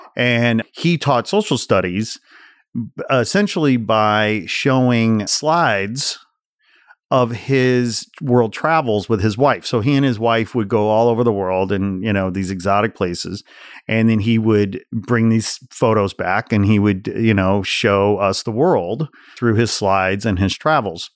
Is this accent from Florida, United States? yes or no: no; the Midwest outside Chicago, Illinois, United States; growing up in the Midwest outside Chicago, seventies and eighties, I graduated high school eighty-eight